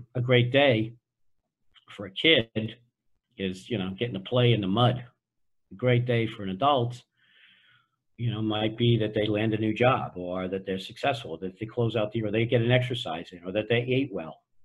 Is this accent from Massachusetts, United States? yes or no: yes; Boston, Massachusetts, United States; I grew up in Boston